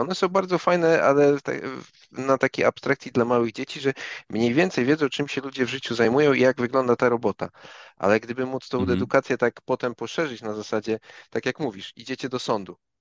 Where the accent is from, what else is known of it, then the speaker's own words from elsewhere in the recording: Gdańsk, Pomeranian Voivodeship, Poland; ja z Gdańska jestem